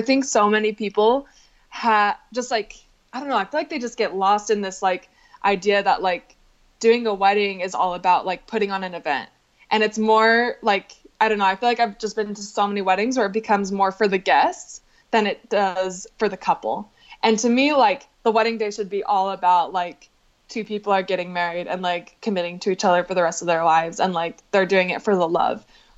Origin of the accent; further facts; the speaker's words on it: Utah, United States; also born or lived in Salt Lake City; we both grew up in Utah. We both grew up in like really, really small towns